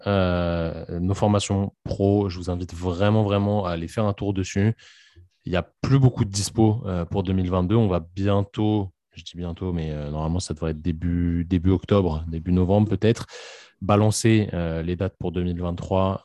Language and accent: French; France; on est français